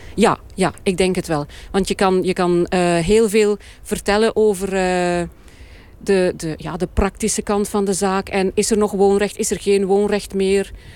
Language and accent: Dutch; East Flanders, Belgium; Ik ben zelf van Oost-Vlaanderen